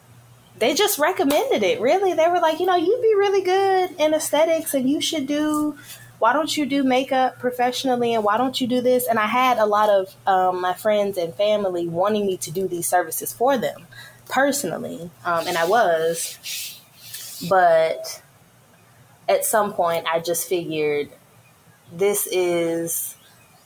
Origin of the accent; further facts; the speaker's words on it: Memphis, Tennessee, United States; now in Florida, United States; I am from Memphis, Tennessee